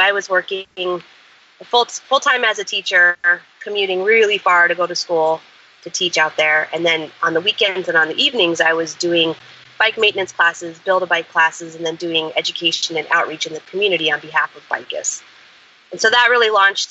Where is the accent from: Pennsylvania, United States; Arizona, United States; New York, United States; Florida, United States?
Arizona, United States; Flagstaff; also born or lived in Midwest; now in Tucson, United States; I'm sort of from Arizona, lived a little bit in the Midwest for a time, but mostly have grown up in Arizona. And I grew up in Flagstaff in northern Arizona.